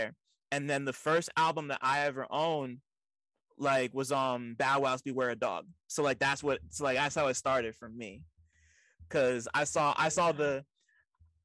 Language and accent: English; Montclair, New Jersey, United States; I grew up in the burbs, I grew up in Montclair, which is right outside of New York City